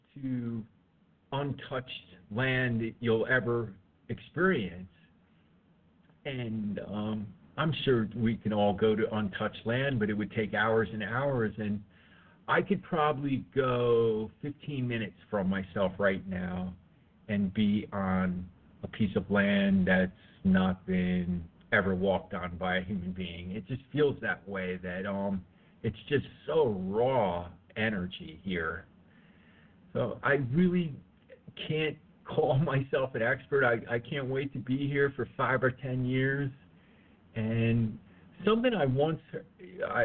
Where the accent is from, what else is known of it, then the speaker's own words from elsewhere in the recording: Northeast, United States; moved away as an adult; also born or lived in Florida; now in Hawaii, United States; I was raised in the Northeast